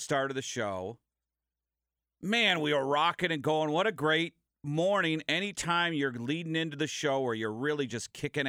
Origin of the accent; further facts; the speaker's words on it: Minneapolis, Minnesota, United States; moved away; we had a prog rock station in Minnesota when I grew up in Minneapolis.